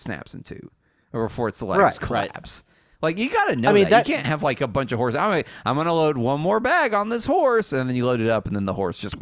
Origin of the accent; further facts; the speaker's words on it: the South, United States; I'm from the South, and we play Rook